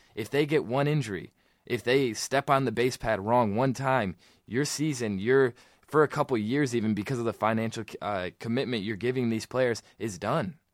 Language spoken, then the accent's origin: English; Michigan, United States; we're from Michigan